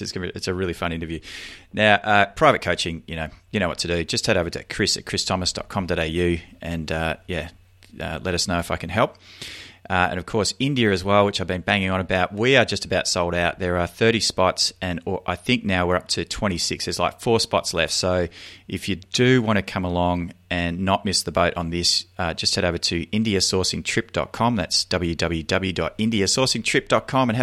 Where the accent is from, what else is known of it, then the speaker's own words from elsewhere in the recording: Melbourne, Victoria, Australia; our hometown or my hometown of Melbourne